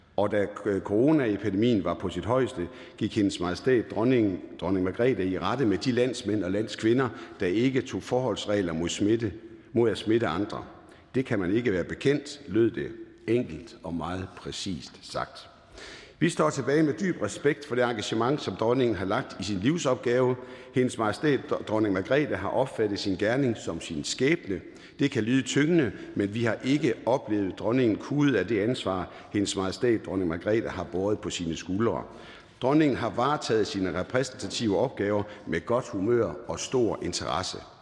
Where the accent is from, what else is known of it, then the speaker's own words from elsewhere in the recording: Jutland, Denmark; accent: Jutlandic; Der, hvor jeg kommer fra, er man forsigtig med at bruge store ord